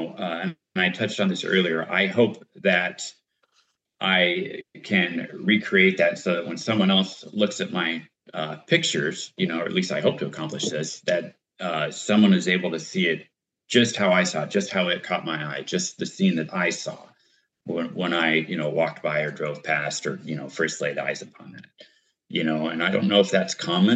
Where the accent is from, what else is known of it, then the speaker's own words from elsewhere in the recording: United States; as an American